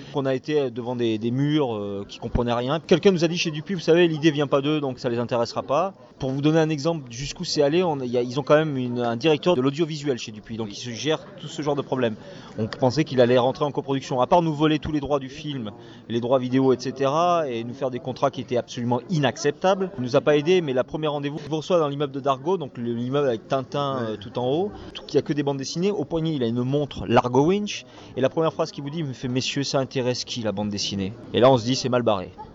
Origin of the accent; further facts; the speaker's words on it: Provence-Alpes-Côte d'Azur, France; je suis des Alpes-Maritimes